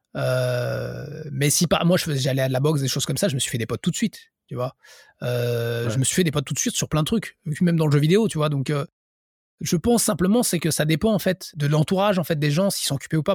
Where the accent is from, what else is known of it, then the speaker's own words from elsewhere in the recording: France; moved away as an adult; now in Japan; je suis français